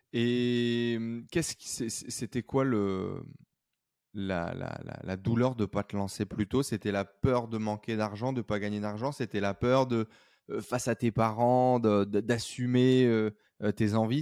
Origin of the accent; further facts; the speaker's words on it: northern France, France; on vient du nord de la France, dans sa grisaille, son froid